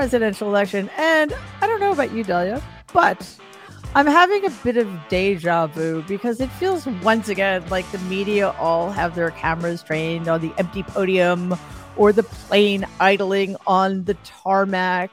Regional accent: New York City, New York, United States; my hometown, New York City

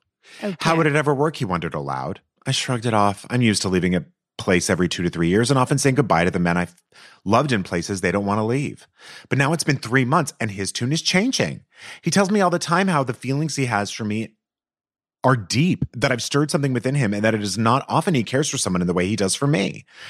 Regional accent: United States; now in South Asia; I am a diplomat. Excuse me. I live overseas. I'm American.

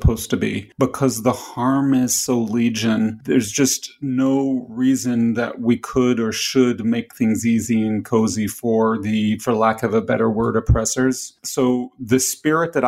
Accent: the South, United States; I grew up in the South

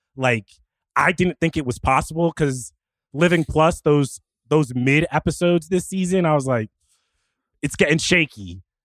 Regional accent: New Jersey, United States; I grew up in Jersey

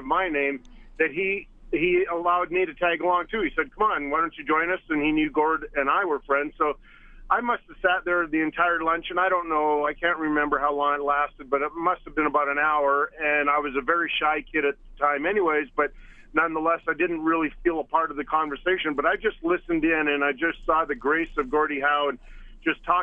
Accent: Edmonton, Alberta, Canada; moved away; I grew up in Edmonton, and as a young boy growing up in Elmwood in the west part of town

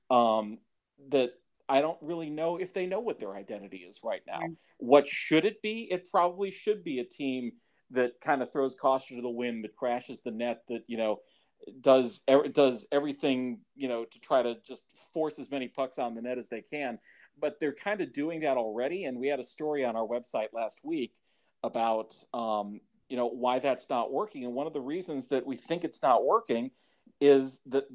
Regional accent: Cleveland, Ohio, United States; moved away; I grew up in Cleveland

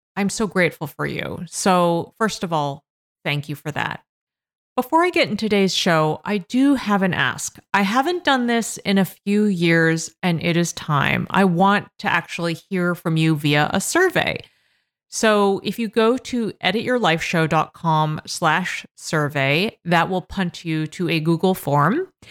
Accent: Massachusetts, United States; Massachusetts, my home state

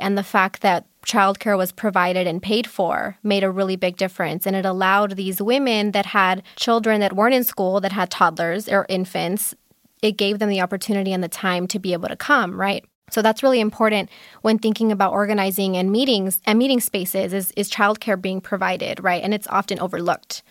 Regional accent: Los Angeles, California, United States; I am also born and raised in Los Angeles

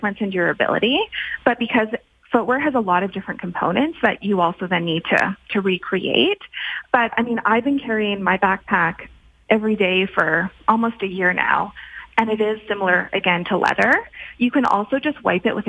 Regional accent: Canada; also born or lived in Alberta; we're Canadian

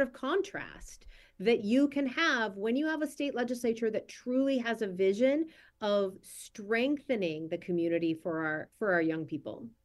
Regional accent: Minnesota, United States; my home state of Minnesota

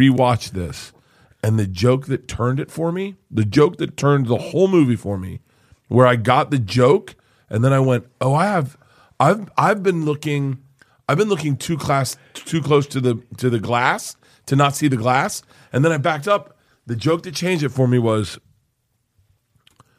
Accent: Florida, United States; I grew up in Florida

